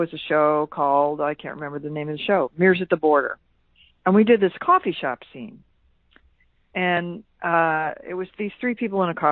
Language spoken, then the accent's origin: English; Quincy, Illinois, United States; moved away as an adult; also born or lived in Chicago; I am a native of Quincy, Illinois